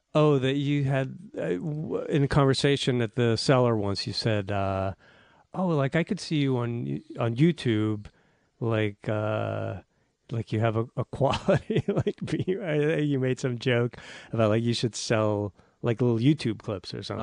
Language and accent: English; Newton, Massachusetts, United States; outside of Boston, S, uh, Newton, Massachusetts.